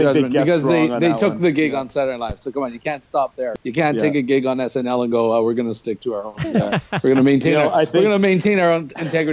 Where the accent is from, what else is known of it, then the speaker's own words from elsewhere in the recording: Canada; we're Canadian.